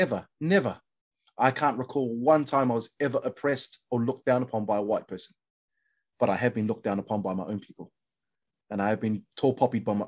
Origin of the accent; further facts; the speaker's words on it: New Zealand; moved away as an adult; now in Kent, United Kingdom; being a Kiwi